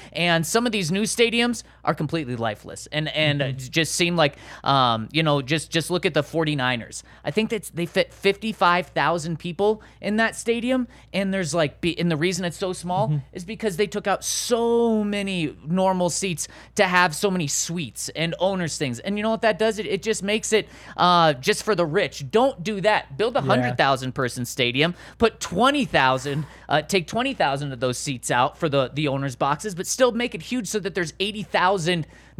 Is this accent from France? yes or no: no; Denver, Colorado, United States; And I'm from Denver, living in Denver my whole life.